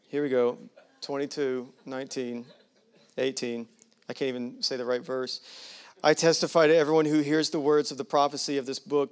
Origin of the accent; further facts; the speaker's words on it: United States; I'm as American as they come.